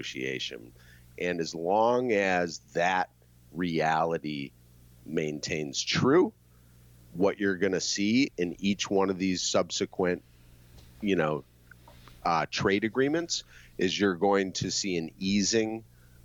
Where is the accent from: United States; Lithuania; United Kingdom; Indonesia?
United States; now in China; being an American over here for the past 18 months